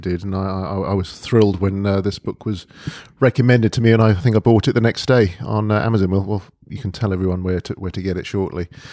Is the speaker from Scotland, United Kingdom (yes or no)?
no; London, United Kingdom; also born or lived in Mill Hill; I was born and brought up in Edgware, North, North